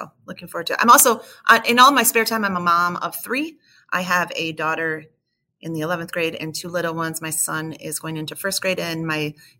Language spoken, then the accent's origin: English; upstate New York, United States; So I'm from New York, upstate New York